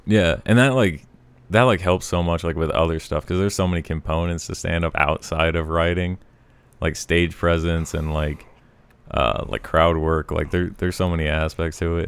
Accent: Colorado, Montana, United States; moved away as an adult; also born or lived in Missoula; I was born in Colorado

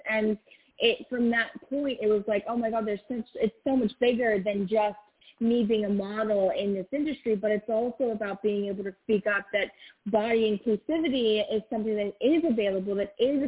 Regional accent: Los Angeles, California, United States; growing up

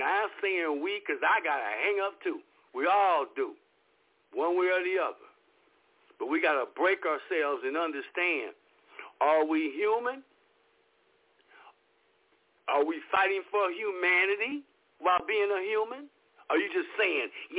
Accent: Los Angeles, California, United States; I was raised in Los Angeles in South Central L.A.

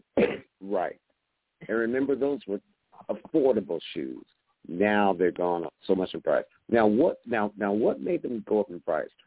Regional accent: West Coast, United States; now in Georgia, United States; I grew up on the West Coast

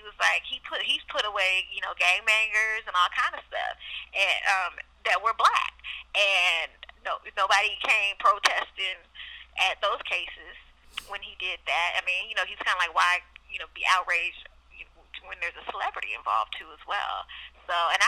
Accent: Oakland, California, United States; I grew up in Oakland

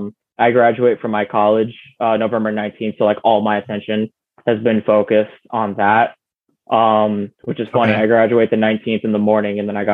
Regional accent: Chicago, Illinois, United States; there was a Giordano's right by my house where I grew up, in Logan Square

